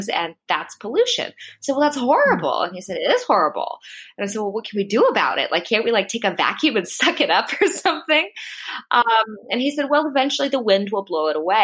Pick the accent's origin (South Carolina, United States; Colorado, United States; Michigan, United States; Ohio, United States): Colorado, United States; moved away as an adult; also born or lived in Boston / Los Angeles / Hawaii / Italy; now in Netherlands; I'm originally from the United States. I was born and raised in Colorado